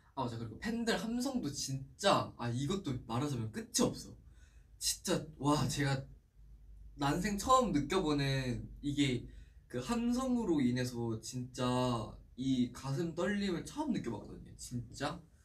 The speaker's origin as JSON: {"language": "Korean", "country": "South Korea", "said": "oh, Korea"}